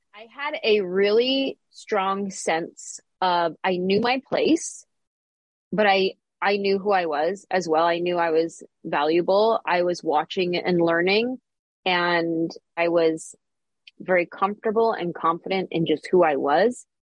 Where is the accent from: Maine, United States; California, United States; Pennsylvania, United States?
California, United States; San Jose; moved away as an adult; now in Los Angeles, United States; I grew up in the Bay Area